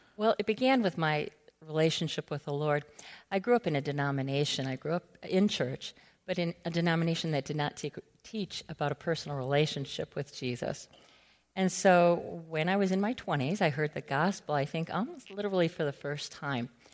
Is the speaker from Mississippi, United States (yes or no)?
no; Allen Park, Michigan, United States; moved away as an adult; also born or lived in Guatemala / Nicaragua / Peru; I'm from Allen Park